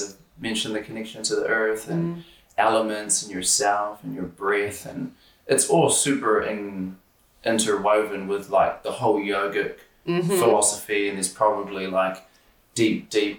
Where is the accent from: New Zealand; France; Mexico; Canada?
New Zealand; Auckland; my genealogy comes from Tūwharetoa, which is like the Taupō, Tūrangi region of the country. But we were raised in Auckland, so we were always like the Auckland fancy family.